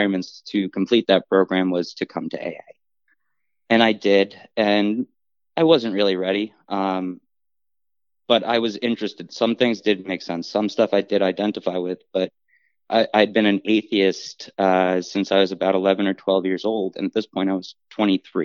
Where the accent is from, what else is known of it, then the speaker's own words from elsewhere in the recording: Englewood, New Jersey, United States; I was born and raised in Englewood, New Jersey, in Bergen County